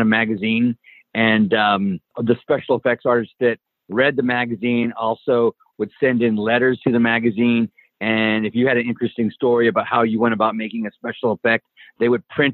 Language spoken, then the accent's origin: English; Helotes, Texas, United States; I grew up in a small town in Texas, Helotes, Texas